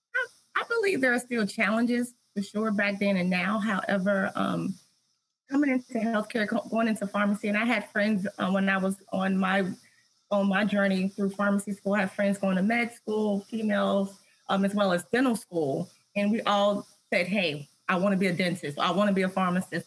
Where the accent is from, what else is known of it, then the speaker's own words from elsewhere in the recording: Tennessee, United States; I'm from Tennessee